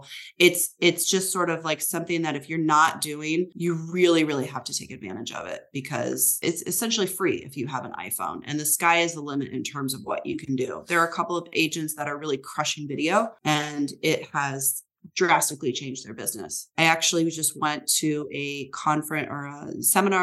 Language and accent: English; Midwest, United States; now in San Francisco, United States; I'm from the Midwest